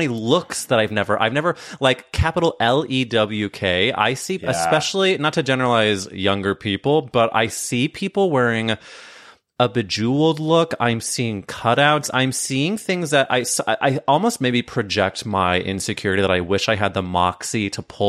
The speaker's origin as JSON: {"language": "English", "region": "Midwest", "country": "United States", "tie": "born or raised there", "said": "because I grew up in the Midwest, and I guess Charlotte is considered the South, I guess."}